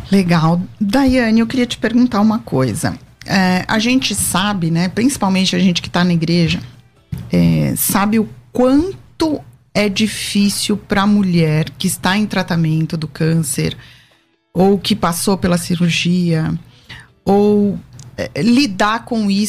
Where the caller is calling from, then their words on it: São Paulo, Brazil; sou aqui